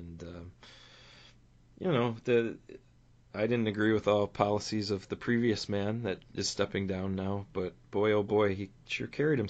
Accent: United States

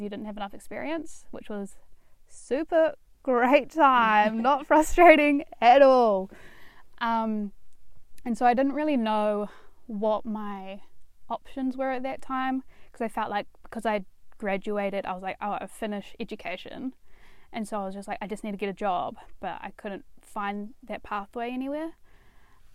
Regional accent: Dunedin, Otago, New Zealand; I'm from Dunedin, grew up here, spent all my life here, and I went to Otago Girls High School

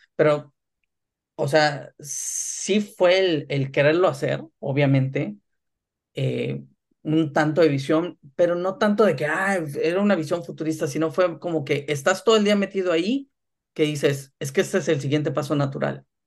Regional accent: Ciudad Mante, Tamaulipas, Mexico; moved away as an adult; also born or lived in Monterrey / Tampico; now in Germany; asesoraba al equipo de mi ciudad natal, este, que en ese entonces eran los Jaguares de Ciudad Mante

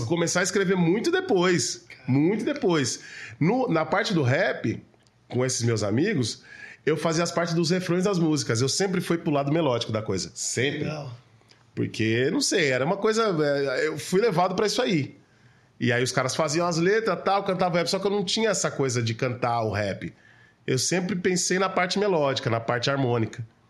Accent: São Paulo, Brazil; eu sou nascido e criado na Zona Sul de São Paulo

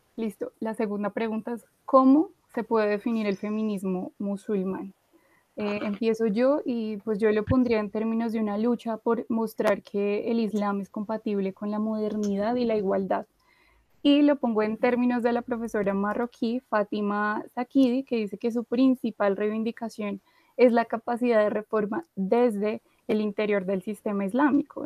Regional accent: Colombia; acá las cuatro somos colombianas

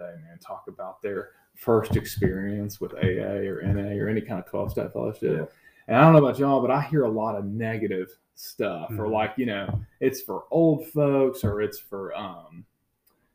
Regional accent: Gainesville, United States; growing up in Gainesville

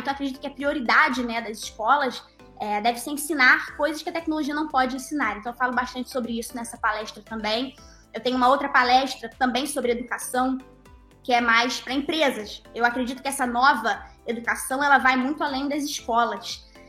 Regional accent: Brazil; also born or lived in Norway; tanto na Noruega, que foi onde eu nasci e onde eu morei até os meus seis anos, tanto ainda morando na Noruega, e já morando aqui no Brasil

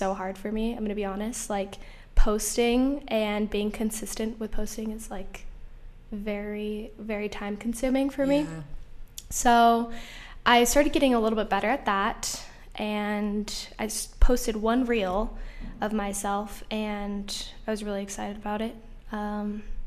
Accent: Salt Lake City, Utah, United States; I grew up in Salt Lake City, where I went to a high school that was predominantly white

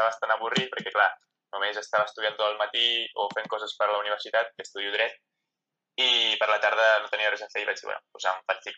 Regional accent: Spain; No, bàsicament perquè o sigui, el català és la meva llengua materna, la llengua que parlo a casa, la llengua que parlo amb els meus amics

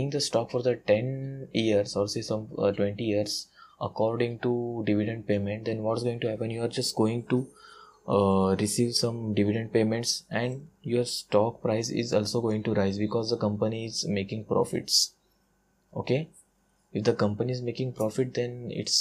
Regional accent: India; English is a second language; I'm an Indian guy

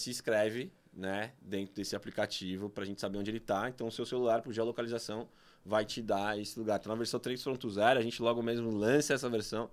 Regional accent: São Paulo, Brazil; born or raised there

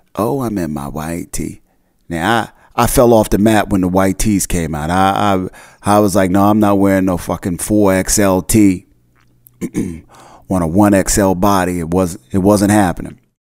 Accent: New Jersey, United States; I grew up in the North Jersey area

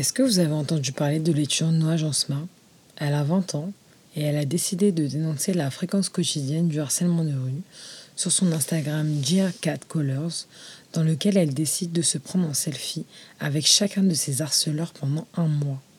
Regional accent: France; je suis française musulmane d'origine marocaine

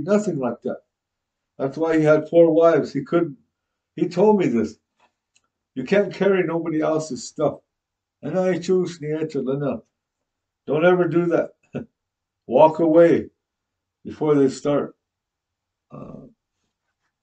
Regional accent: Cheyenne River, Ziebach County, South Dakota, United States; We're all born on our land out there.

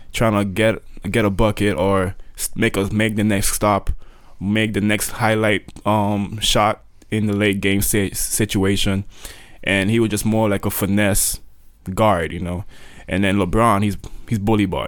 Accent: Sint Maarten; Saint Martin, there is a French side and a Dutch side and I was born on the Dutch side

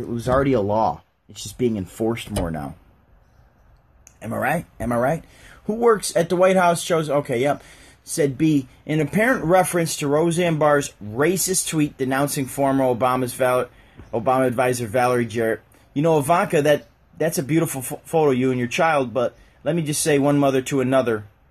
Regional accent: United States; I'm American

